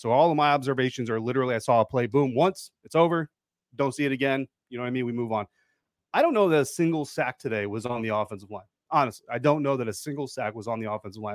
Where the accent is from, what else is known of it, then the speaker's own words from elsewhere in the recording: Denver, Colorado, United States; moved away; The, the Commanders get to come visit my hometown